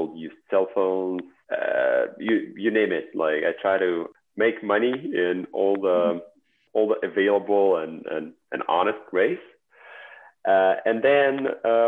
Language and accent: English; Belarus; English is a second language; moved away as an adult; also born or lived in Honolulu, Hawaii; now in United States